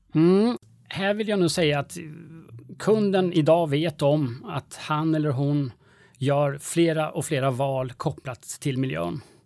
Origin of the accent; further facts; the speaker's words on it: Sweden; vi svenskar